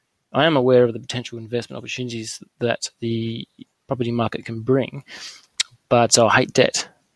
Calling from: Bunbury, Western Australia, Australia; Yeah, g'day. … I'm calling from Bunbury, Western Australia

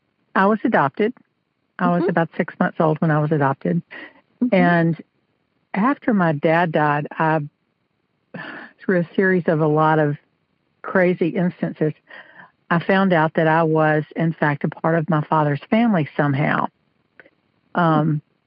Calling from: South Carolina, United States; South Carolina.

